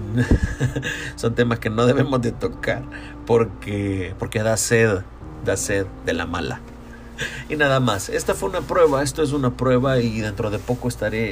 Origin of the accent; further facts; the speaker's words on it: San Salvador, El Salvador; yo soy de San Salvador